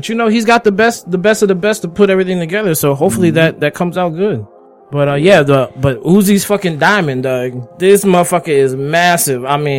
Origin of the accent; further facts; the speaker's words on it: the DMV, DC, Maryland, Virginia area, United States; We are from the DMV, which means we're from the District of Columbia, yeah. DC, Maryland, Virginia area.